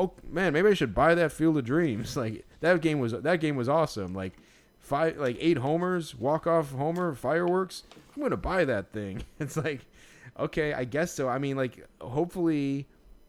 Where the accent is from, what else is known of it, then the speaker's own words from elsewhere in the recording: Chicago, Illinois, United States; as a Chicagoan